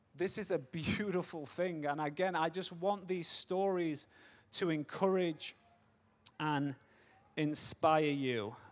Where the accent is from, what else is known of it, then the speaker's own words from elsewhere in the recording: Manchester, North West England, United Kingdom; moved away as an adult; now in United States; I'm English, born and raised in Manchester, but I live in America.